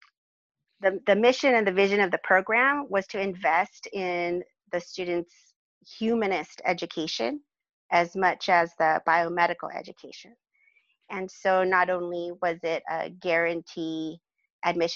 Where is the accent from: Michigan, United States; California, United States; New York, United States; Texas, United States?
California, United States; Los Alamitos; also born or lived in Providence, Rhode Island; now in Bakersfield, United States; I grew up in Southern California